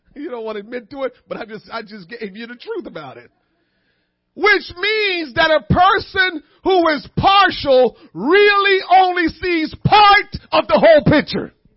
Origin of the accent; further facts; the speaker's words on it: Kingston, Jamaica; moved away; I was born and raised in Kingston.